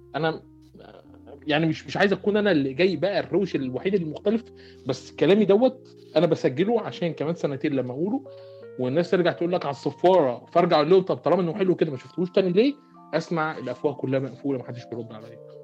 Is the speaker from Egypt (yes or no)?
yes; Port Said, Port Said Governorate, Egypt; انا واحد من بورسعيد